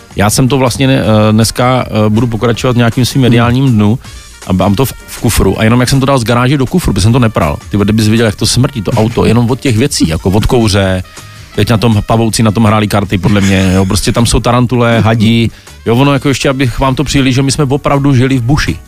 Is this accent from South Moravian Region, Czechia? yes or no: yes; Brno, South Moravian Region, Czechia; já jsem Brňák